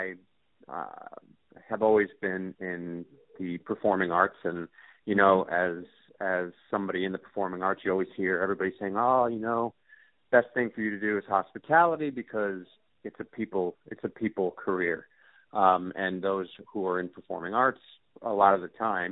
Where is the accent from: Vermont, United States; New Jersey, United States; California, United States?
New Jersey, United States; accent: American; moved away as an adult; now in Melbourne, Australia; I'm from America, originally from New Jersey. I moved to Australia about just over 7 years ago